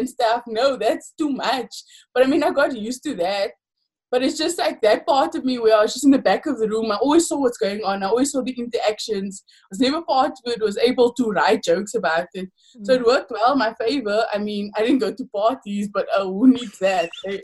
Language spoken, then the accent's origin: English; Paarl, Western Cape, South Africa; growing up in Paul, but it's growing up in anywhere in South Africa